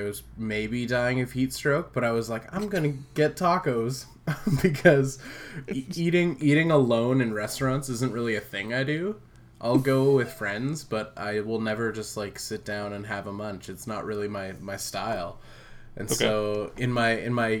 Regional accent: West Coast, United States; I'm your host that was born and raised on the West Coast

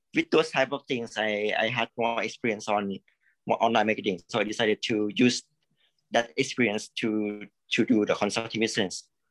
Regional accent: Thailand; I'm from Thailand. Actually, I'm from Thailand

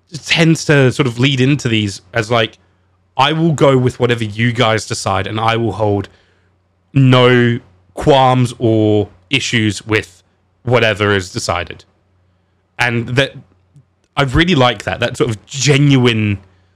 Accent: England, United Kingdom; now in Perth, Australia; being English.

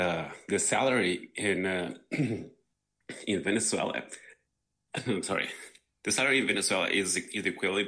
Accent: Quito, Pichincha, Ecuador; now in Portland, United States; Yes, I live in Portland, Oregon. I'm an immigrant from Quito, Ecuador.

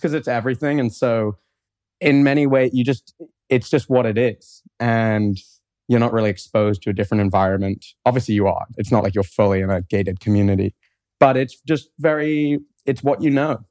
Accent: London, United Kingdom; moved away as an adult; now in Columbus, United States; I grew up in London, England. And I grew up there my whole life.

